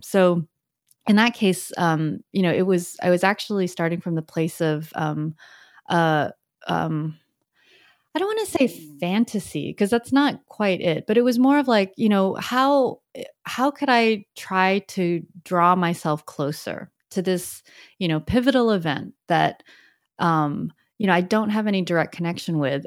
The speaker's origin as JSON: {"language": "English", "country": "United States", "tie": "born or raised there", "also_born_or_lived": "Richmond, Virginia / San Francisco Bay Area", "said": "I came here as an immigrant, and as I grew up in the U S"}